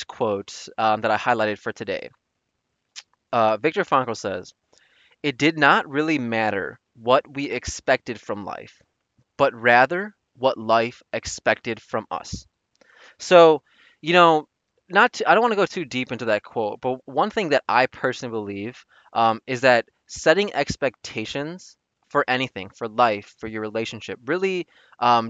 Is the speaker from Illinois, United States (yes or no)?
yes; Chicago, Illinois, United States; going to school and growing up in Chicago